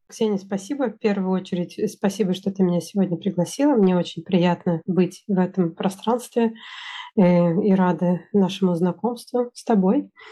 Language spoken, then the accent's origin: Russian; Russia; moved away; also born or lived in Sweden; я из России, я единственный человек из России